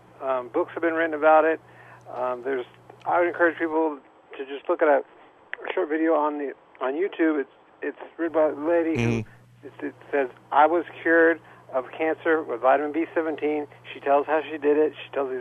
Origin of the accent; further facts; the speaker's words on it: South Africa; born there; I'm 47 years old. I was born in South Africa. My parents were missionaries.